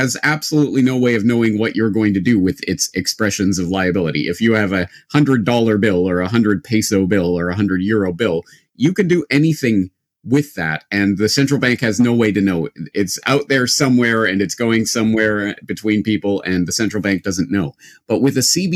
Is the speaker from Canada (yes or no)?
yes; Canada; now in Japan; I'm a Canadian who now lives in Japan